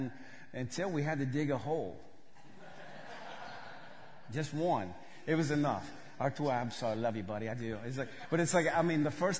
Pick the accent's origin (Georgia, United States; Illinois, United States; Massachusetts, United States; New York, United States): Georgia, United States; I grew up in West Georgia. Before I moved to Russia, I thought potatoes grew on a bush.